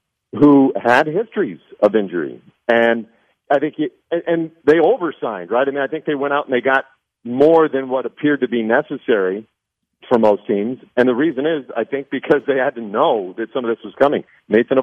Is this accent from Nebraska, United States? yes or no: yes; Nebraska, United States; moved away; I grew up in Nebraska